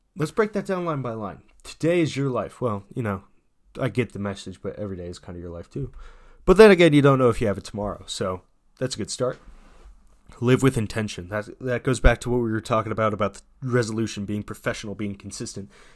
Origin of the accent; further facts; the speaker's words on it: United States; as an American citizen